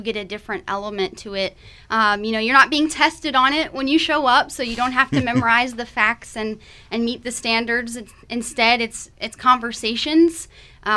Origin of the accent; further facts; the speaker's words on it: near Williamsburg, Virginia, United States; I am from Virginia, closer to Williamsburg, and so I was surrounded by history